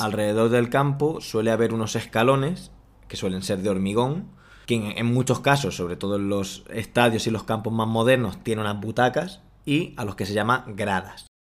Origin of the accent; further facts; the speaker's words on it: Spain; aquí en España